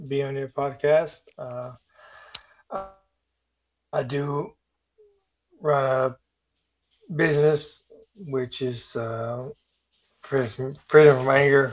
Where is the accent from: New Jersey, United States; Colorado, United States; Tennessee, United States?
Tennessee, United States; moved away as an adult; also born or lived in South Carolina / Japan / California; I grew up in Tennessee. Born and raised